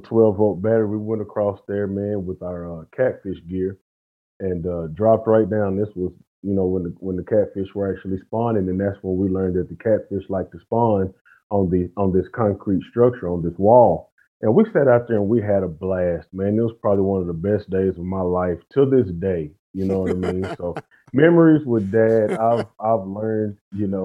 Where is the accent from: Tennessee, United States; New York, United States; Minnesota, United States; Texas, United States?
Texas, United States; Fort Worth; I'm from Fort Worth, Texas. So my home lake is Lake Arlington on the east side of Fort Worth, Texas.